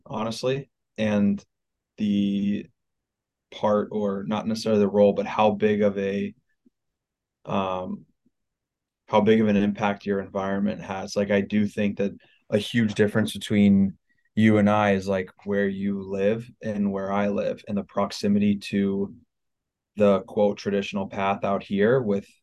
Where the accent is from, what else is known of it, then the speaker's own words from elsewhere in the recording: Ohio, United States; moved away as an adult; also born or lived in Midwest; I grew up in Ohio and I like lived in the Midwest the majority of my life